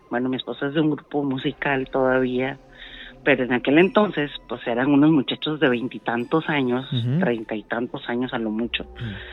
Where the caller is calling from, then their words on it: Ensenada, Baja California, Mexico; ya te he marcado antes de acá de Ensenada.